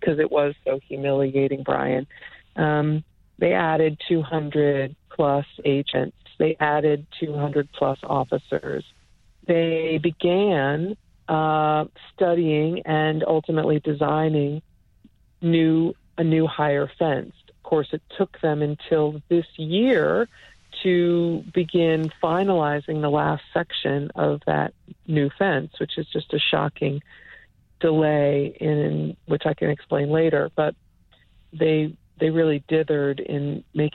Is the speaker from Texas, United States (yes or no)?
no; Upper Marlboro, Maryland, United States; Upper Marlboro, Maryland